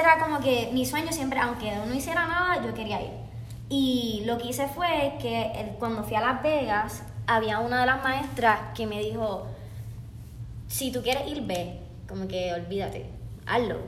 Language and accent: Spanish; Puerto Rico; moved away as an adult; now in Los Angeles, United States; yo soy de Puerto Rico